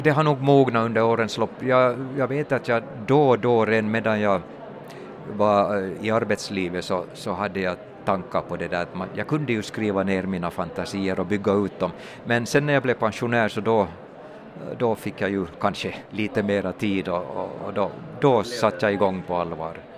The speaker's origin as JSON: {"language": "Swedish", "town": "Turku", "region": "Southwest Finland", "country": "Finland", "tie": "born or raised there", "said": "jag är mm, född och uppväxt i Åbo stad"}